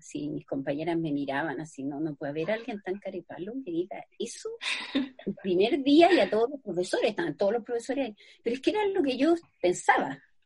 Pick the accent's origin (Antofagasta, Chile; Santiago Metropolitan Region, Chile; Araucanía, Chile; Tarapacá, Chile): Santiago Metropolitan Region, Chile; Santiago; also born or lived in Valparaíso; yo soy de Santiago